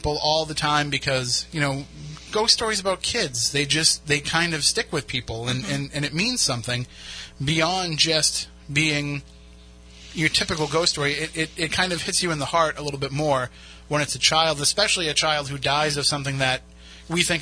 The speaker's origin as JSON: {"language": "English", "town": "Plymouth", "region": "Massachusetts", "country": "United States", "tie": "born or raised there", "said": "when I was a kid growing up in Plymouth"}